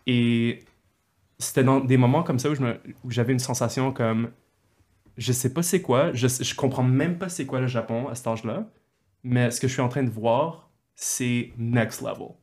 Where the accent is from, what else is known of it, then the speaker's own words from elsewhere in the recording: Montreal, Quebec, Canada; je suis né à Montréal et je suis allé au secondaire avec toi, Paul, Collège de Montréal